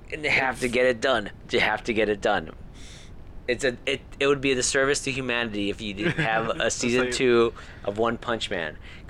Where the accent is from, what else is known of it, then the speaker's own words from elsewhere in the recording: Puerto Rico; moved away; I grew up in Puerto Rico